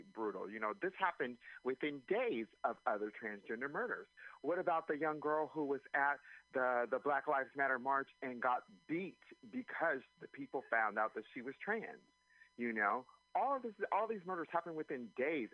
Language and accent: English; Anaheim, California, United States; now in San Francisco, United States; I've been in San Francisco for over 20 years. I'm originally from Anaheim, California